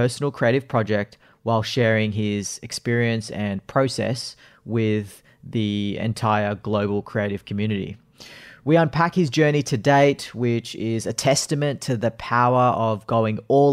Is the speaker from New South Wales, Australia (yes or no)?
yes; Sydney, New South Wales, Australia; I am from Sydney